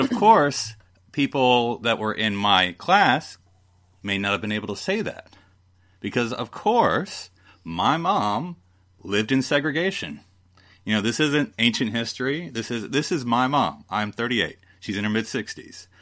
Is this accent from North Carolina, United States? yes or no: yes; Fayetteville, North Carolina, United States; I am, of course, from the American South. Um, when I was born in Fayetteville, North Carolina in 1980